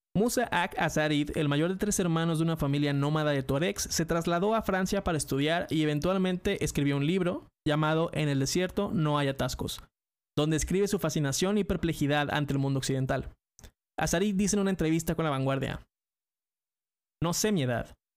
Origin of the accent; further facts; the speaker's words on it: Mexico; soy mexicano